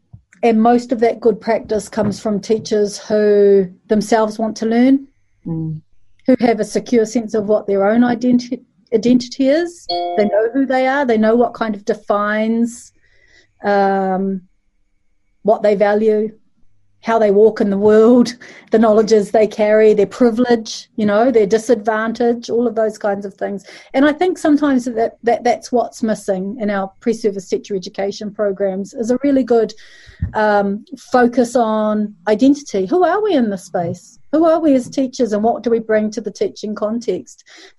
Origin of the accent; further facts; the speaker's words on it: Malaysia; I'm from Malaysia